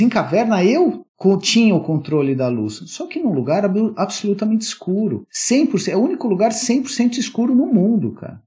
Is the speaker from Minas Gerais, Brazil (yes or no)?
no; São Paulo, Brazil; also born or lived in Atibaia; Morava em São Paulo, eu sou de São Paulo